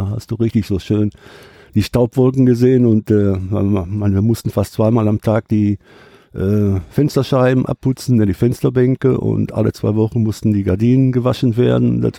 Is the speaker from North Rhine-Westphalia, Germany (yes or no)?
yes; Gladbeck, North Rhine-Westphalia, Germany; moved away as an adult; also born or lived in Essen / Freudenstadt; now in Bad Liebenzell, Germany; ich bin im Grunde genommen Essen ja nur vier Jahre gewesen mhm. und dann nach Gladbeck. Okay. Und da bin ich dann zwar groß geworden, aber angefangen zu leben habe ich durch die Entfernung von äh, Essen nach Düsseldorf, natürlich in Düsseldorf.